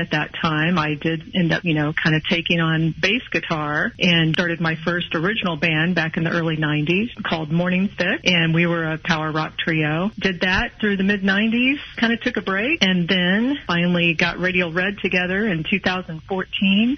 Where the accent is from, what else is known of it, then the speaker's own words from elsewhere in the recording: Kansas City, Missouri, United States; now in Mission, Kansas, United States; I'm originally from Kansas City. City, Missouri